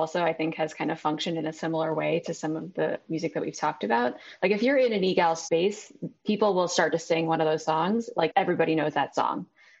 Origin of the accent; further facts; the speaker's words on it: Rochester, New York, United States; I grew up in Rochester, New York. It's a smaller Jewish community.